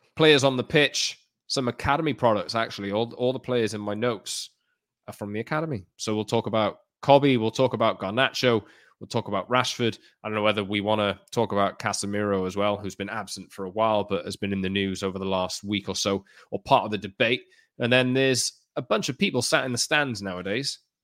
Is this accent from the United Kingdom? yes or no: yes; Newport, Wales, United Kingdom; I was born in Newport